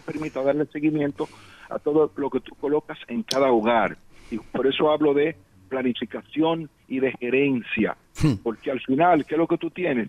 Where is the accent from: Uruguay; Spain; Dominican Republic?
Dominican Republic; un dominicano que siente